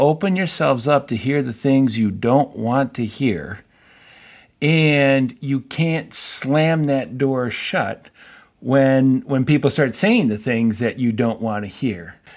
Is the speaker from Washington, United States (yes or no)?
no; Painesville, Ohio, United States; born or raised there